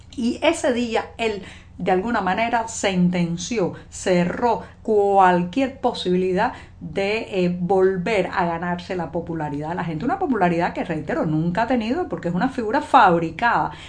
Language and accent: Spanish; Cuba; cubana, periodista, ciudadana